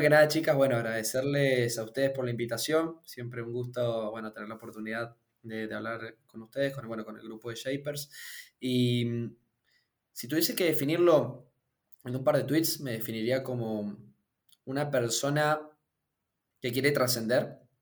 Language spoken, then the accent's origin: Spanish; Mendoza, Argentina; yo soy de Mendoza, como tal vez noten por el acento